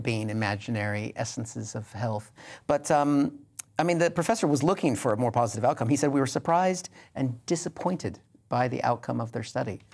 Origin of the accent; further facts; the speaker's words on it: Pacific Northwest, United States; I grew up in the Pacific Northwest